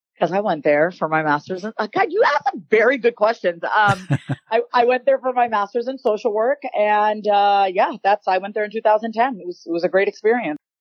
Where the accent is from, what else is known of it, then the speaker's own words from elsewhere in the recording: Long Island, New York, United States; accent: Long Island; now in Austin, United States; I grew up on Long Island, New York